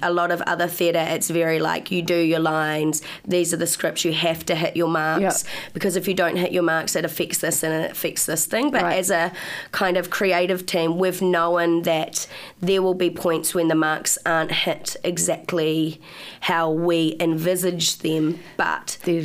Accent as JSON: {"language": "English", "town": "Upper Hutt", "region": "Wellington", "country": "New Zealand", "moved": "as an adult", "lives_now": "Wellington, New Zealand", "said": "I'm from Upper Hutt."}